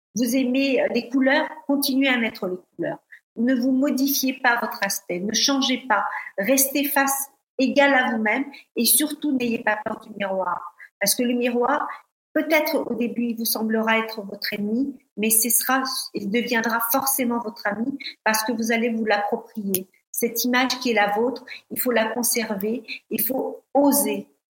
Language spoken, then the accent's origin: French; Paris, Île-de-France, France; moved away as an adult; also born or lived in Côte d'Azur / London / Denmark; en tant que Parisienne arrivée sur la Côte d'Azur